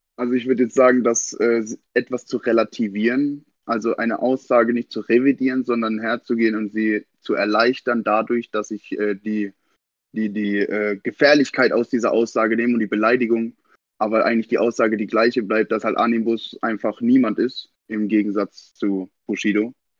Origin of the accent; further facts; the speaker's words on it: Kandel, Rhineland-Palatinate, Germany; ich bin aus Kandel